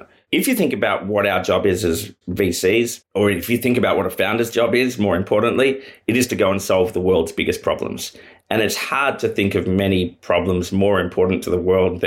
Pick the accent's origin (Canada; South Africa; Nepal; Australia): Australia; As an Australian